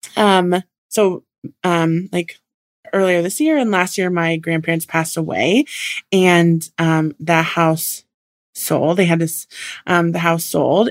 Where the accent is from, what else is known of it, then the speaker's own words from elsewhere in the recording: Puget Sound, Washington, United States; I grew up in Washington on the Puget Sound.